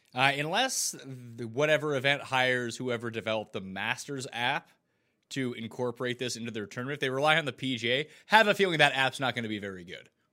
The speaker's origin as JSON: {"language": "English", "town": "Halifax", "region": "Nova Scotia", "country": "Canada", "tie": "born or raised there", "moved": "as an adult", "lives_now": "Toronto, Canada", "said": "I grew up in Halifax on the east coast of Canada"}